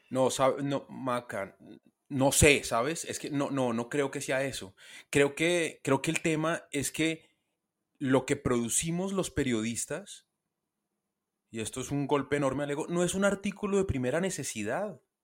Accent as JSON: {"language": "Spanish", "country": "Colombia", "said": "Yo soy periodista, soy colombiano"}